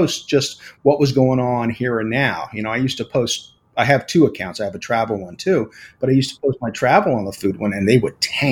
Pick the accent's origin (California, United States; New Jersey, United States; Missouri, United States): New Jersey, United States; Pomona; moved away as an adult; also born or lived in San Antonio, Texas; now in Florida, United States; I am originally from San Antonio, Texas. And I moved to South Jersey when I was pretty young. I was, I think, 8.